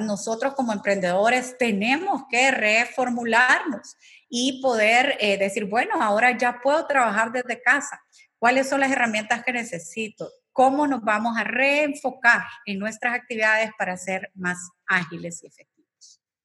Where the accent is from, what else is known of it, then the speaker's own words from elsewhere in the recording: El Salvador; como salvadoreños